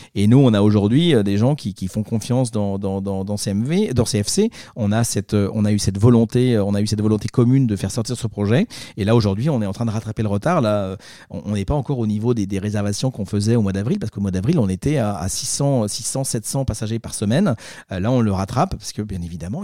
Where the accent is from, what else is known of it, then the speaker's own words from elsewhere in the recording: France; also born or lived in Marseille; je suis Marseillais, je suis Français et fier heureux